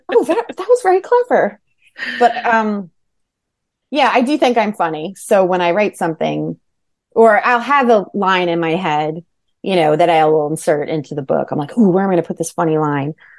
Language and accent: English; Manalapan, New Jersey, United States; also born or lived in Hudson County, New Jersey / Bergen County, New Jersey; I grew up in Jersey. I grew up in Monmouth County.